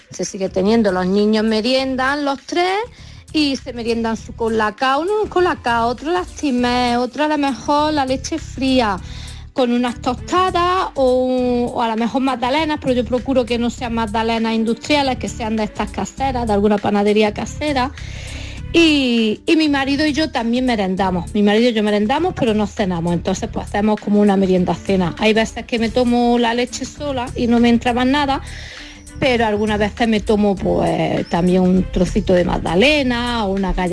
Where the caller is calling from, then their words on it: Jerez de la Frontera, Andalusia, Spain; Buenos días a todos … de Jerez de la Frontera.